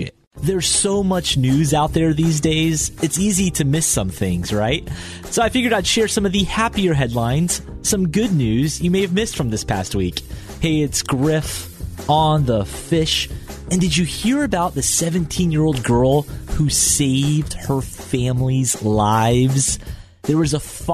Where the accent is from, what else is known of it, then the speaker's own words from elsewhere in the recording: Atlanta, Georgia, United States; as a kid growing up in Atlanta playing baseball